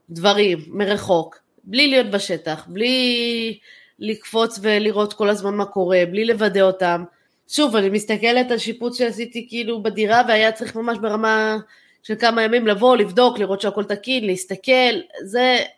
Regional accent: Israel; משהו שאני חושבת כישראלים לא נתפס אצלנו.

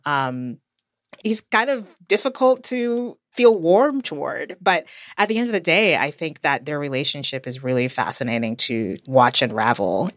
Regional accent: United States; from the U S

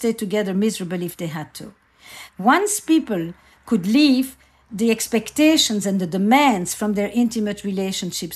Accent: Antwerp, Flanders, Belgium; I grew up in Antwerp, in Belgium, in a community

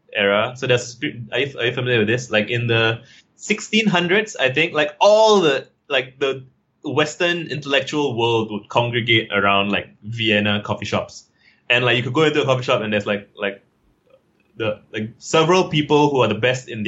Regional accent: Singapore; I'm from Singapore

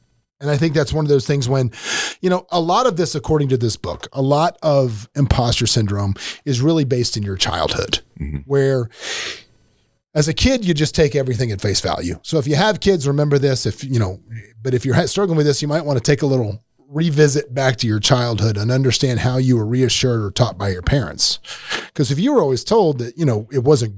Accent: Tampa, Florida, United States; moved away; I was from Tampa where we just wore board shorts all the time

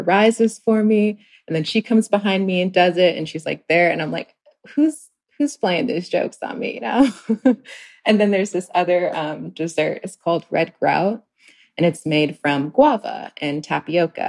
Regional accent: U.S. Virgin Islands; moved away; I grew up in St. Croix, the Virgin Islands.

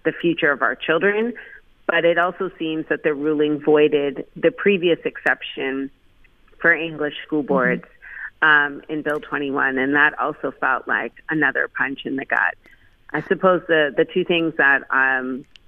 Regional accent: Quebec, Canada; I grew up in a Quebec with Quebec teachers

